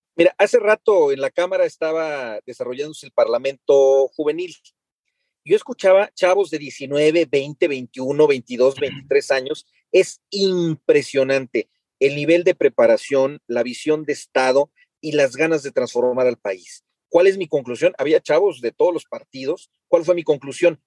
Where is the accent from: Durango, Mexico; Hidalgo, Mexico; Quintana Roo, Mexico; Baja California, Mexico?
Hidalgo, Mexico; mi tierra Hidalgo